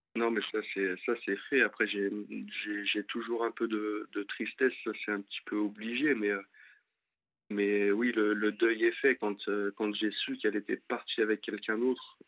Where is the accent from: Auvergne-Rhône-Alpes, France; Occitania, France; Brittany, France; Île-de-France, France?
Auvergne-Rhône-Alpes, France; Lyon; moved away as an adult; now in Angers, France; à la base moi je suis de Lyon et je suis monté pour euh, pour mon ex sur Angers